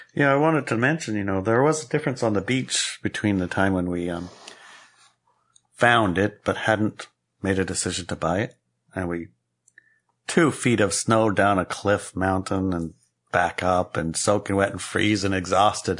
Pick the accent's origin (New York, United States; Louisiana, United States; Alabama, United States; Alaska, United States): Alaska, United States; I grew up in Alaska